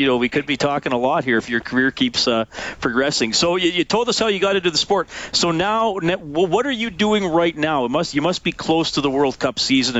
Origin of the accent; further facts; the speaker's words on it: Evansburg, Alberta, Canada; It's nice to have another small-town Albertan on the show. I grew up in Evansburg.